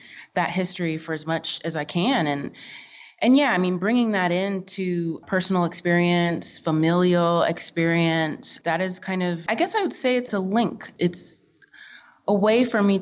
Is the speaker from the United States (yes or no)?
yes; Florida, United States; also born or lived in Kentucky / Oklahoma / Tennessee; I was raised in Florida